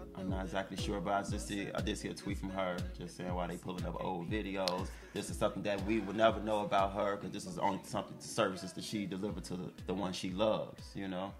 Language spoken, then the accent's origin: English; Chicago, Illinois, United States; I'm from Chicago